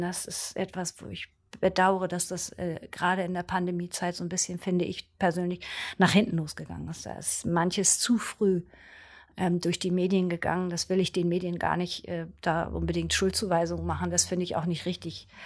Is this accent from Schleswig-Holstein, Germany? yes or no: yes; Brunsbüttel, Schleswig-Holstein, Germany; now in Berlin, Germany; ich komme ursprünglich aus Brunsbüttel, einer Schleusenstadt am Wasser sozusagen. Ein Fischkopf, wie auch manche das nennen würden.